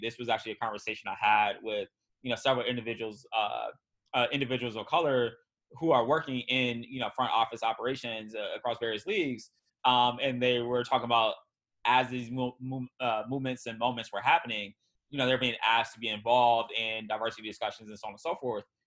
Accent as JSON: {"language": "English", "region": "Wisconsin", "country": "United States", "tie": "born or raised there", "moved": "yes", "said": "a lot of my friends and family live near uh, Kenosha, Wisconsin"}